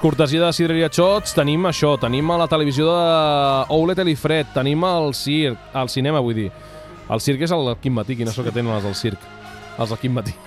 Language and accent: Catalan; Vilamalla, Catalonia, Spain; la del meu poble